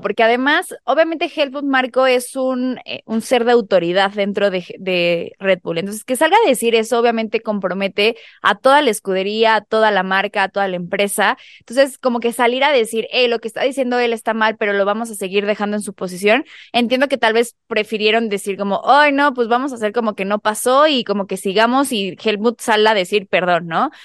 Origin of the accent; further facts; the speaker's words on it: Mexico; nosotros como mexicanos